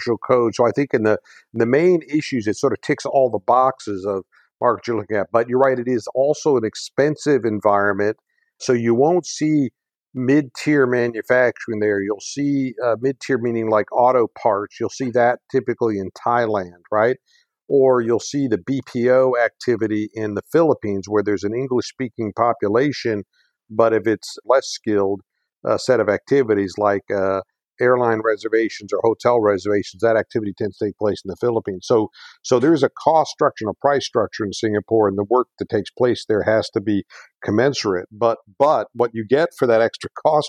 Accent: United States; as an American

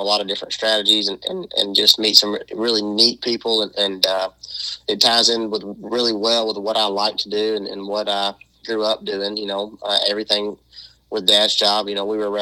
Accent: western Kentucky, United States; also born or lived in Arkansas / Georgia / Mississippi / Missouri; we're home is now Kentucky, the far western portion, and that's where we're probably going to be. We've been here since I was in sixth grade now

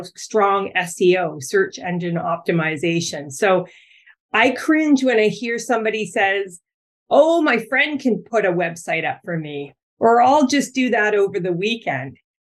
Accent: Ontario, Canada; now in Vancouver Island, Canada; I'm from Ontario

